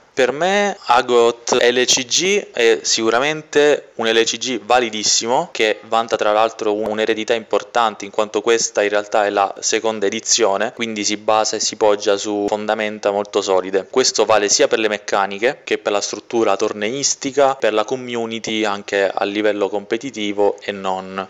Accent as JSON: {"language": "Italian", "town": "Castellammare del Golfo", "region": "Sicily", "country": "Italy", "moved": "as an adult", "lives_now": "Rome, Italy", "said": "vengo da Castellammare del Golfo, che è un piccolo paesino in provincia di Trapani. Io sono siciliano"}